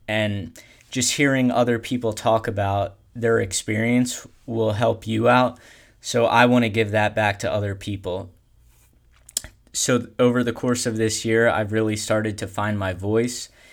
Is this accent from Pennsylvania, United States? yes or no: yes; Pennsylvania, United States; I am from Pennsylvania